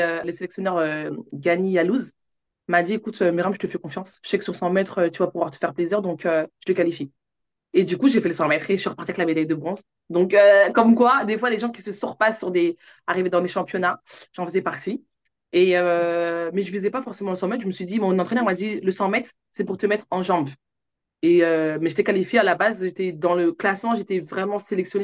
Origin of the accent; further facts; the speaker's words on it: Villiers-le-Bel, Île-de-France, France; also born or lived in Sarcelles; J'ai grandi dans 95 à ville le bel C'est là où j'ai fait, ben, on va dire, mon collège, mon lycée